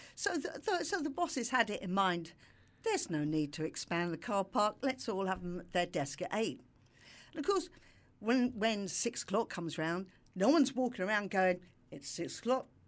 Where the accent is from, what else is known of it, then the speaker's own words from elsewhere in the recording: London, United Kingdom; moved away; also born or lived in Brighton; I'm from London